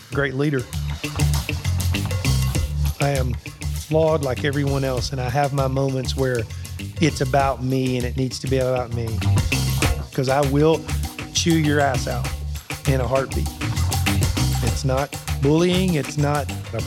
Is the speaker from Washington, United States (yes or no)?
no; Alabama, United States; I'm told I was born in Alabama.